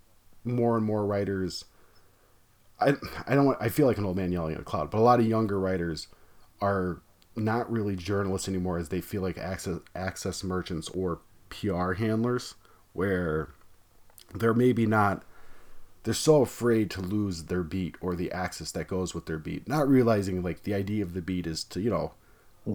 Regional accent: Pennsylvania, United States; I'm from Pennsylvania and people think I live like in the farmlands, and I do not

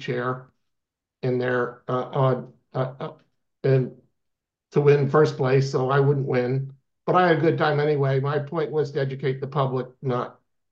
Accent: Swarthmore, Pennsylvania, United States; also born or lived in Briarcliff Manor, New York; now in North Carolina, United States; I grew up in Swarthmore, Pennsylvania, near Philadelphia

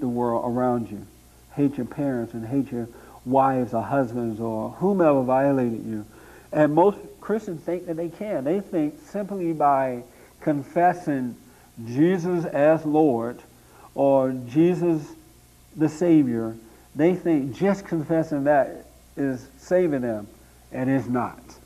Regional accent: Tuskegee, Alabama, United States; born or raised there; moved away as an adult; now in Los Angeles, United States

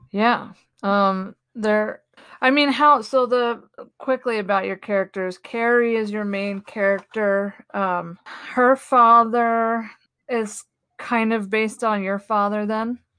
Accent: the East Coast, Northeast, United States; moved away; also born or lived in Boulder, Colorado / Denver; I'm from the East Coast, the Northeast

